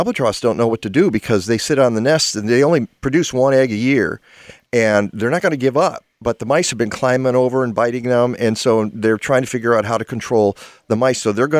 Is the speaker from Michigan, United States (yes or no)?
yes; Madison Heights, Michigan, United States; They moved my house, the house I grew up in Madison Heights, Michigan. I was at the intersection of I-75 and I-696